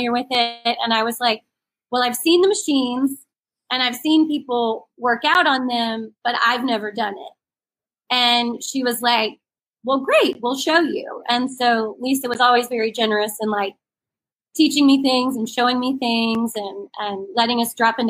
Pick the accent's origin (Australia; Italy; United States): United States; Wilmington, North Carolina; moved away as an adult; also born or lived in Boone, North Carolina / Cleveland, Ohio; Wilmington is actually my hometown. All the people that I work with can't believe that I'm a local, but I am a local. I am from here.